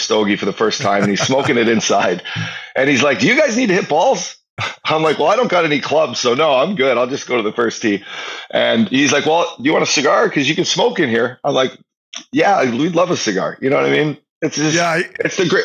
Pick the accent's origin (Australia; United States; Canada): Canada; Northern Alberta; we're both from Northern Alberta